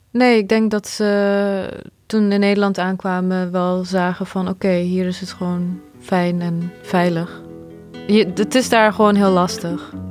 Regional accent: Bosnia & Herzegovina; now in Netherlands; als ik bedenk dat ik ook uit Bosnië kom en dat als alles anders was gegaan, dan woonde ik daar nog steeds.

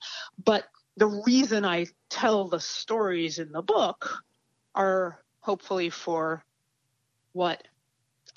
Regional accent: United States; I grew up in the United States of America too

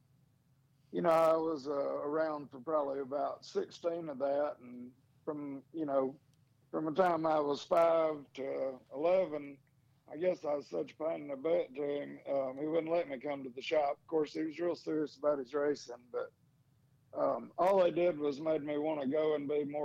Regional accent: Florence, Alabama, United States; also born or lived in Crooked Oak, Alabama; Florence and Muscle Shoals

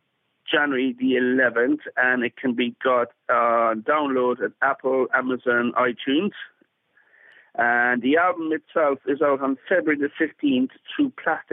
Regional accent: Castletownbere, Munster, Ireland; now in Bristol, United Kingdom; I'm in Bristol in the UK, but I'm from Castletownbere in Ireland, in West Cork

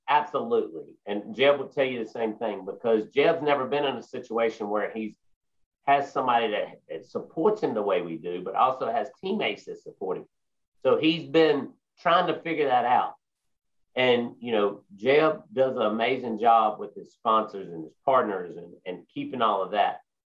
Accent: South Boston, Virginia, United States; South Boston Speedway is my home track. South Boston Speedway is where I grew up. I grew up in South Boston. I had many, many good times in South Boston.

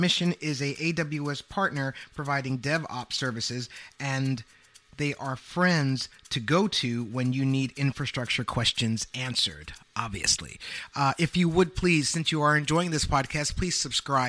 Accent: New York, United States; as a New Yorker

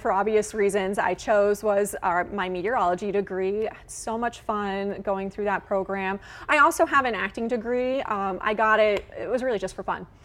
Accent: West Lafayette, Indiana, United States; also born or lived in Illinois / Evansville, Indiana; I grew up in West Lafayette, and Purdue was pretty much like my playground.

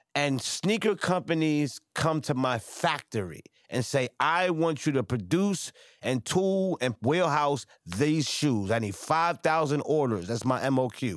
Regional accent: New York City, New York, United States; I'm from Franklin, I'm from Crown Heights

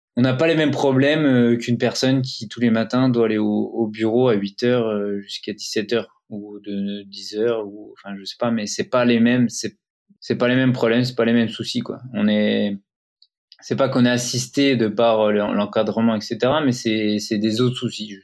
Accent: Épinal, Grand Est, France; on vient d'Épinal, donc c'est une, ville dans, dans, les Vosges. Les images d'Épinal. Et on est tous les deux Vosgiens fiers de l'être

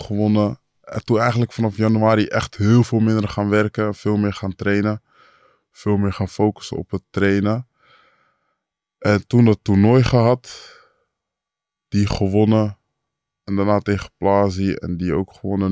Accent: Amersfoort, Utrecht, Netherlands; ik kom uit Amersfoort

